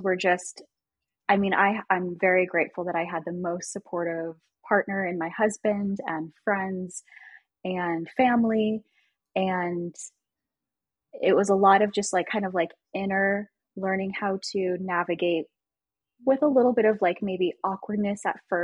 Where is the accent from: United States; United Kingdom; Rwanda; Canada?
United States; Washington, D.C. area in Virginia; now in Kansas City, United States; I grew up in the Washington, D.C. area in Virginia